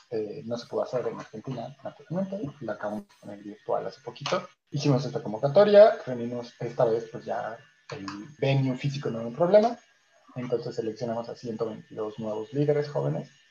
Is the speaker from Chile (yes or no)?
yes; Chile; Como éramos chilenos, eran como 8 o 9 chilenos y yo, básicamente la mitad fueron de Chile o de México